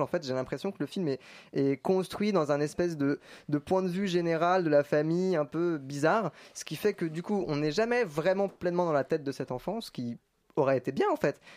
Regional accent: Paris, Île-de-France, France; je suis né à Paris

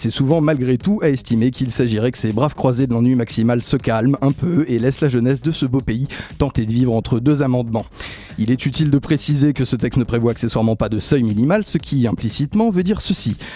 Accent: Seine-et-Marne, Île-de-France, France; j'ai grandi en Seine-et-Marne, capitale de la betterave s'il en fallait une

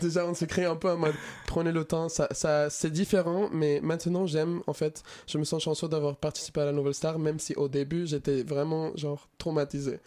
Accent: Venezuela; now in France; je viens du Venezuela et même si j'habite en France depuis un moment

